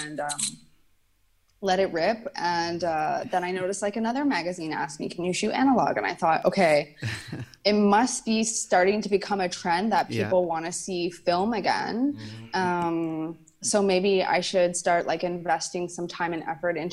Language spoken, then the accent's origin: English; Canada; I was born and raised in Canada